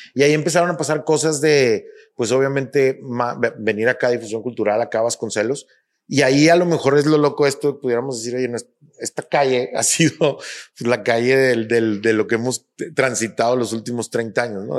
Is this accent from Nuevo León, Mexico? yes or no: yes; Monterrey, Nuevo León, Mexico; born or raised there